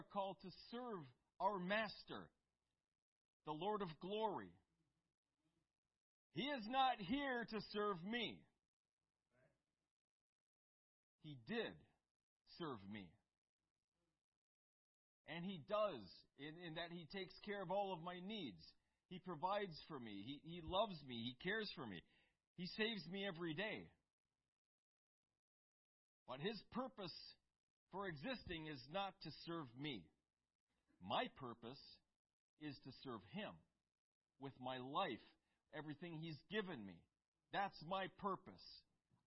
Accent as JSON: {"language": "English", "country": "United States", "said": "for us in the United States, for the sole reason that we grew up on the Constitution"}